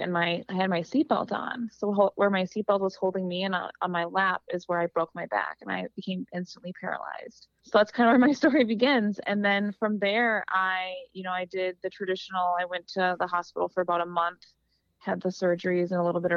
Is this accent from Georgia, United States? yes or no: no; Wisconsin, United States; growing up in Wisconsin